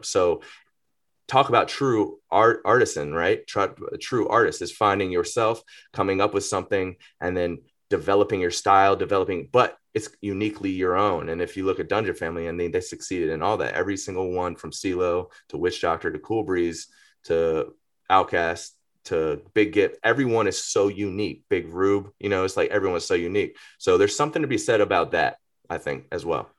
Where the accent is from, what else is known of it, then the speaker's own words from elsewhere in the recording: Atlanta, Georgia, United States; I grew up in Greater Atlanta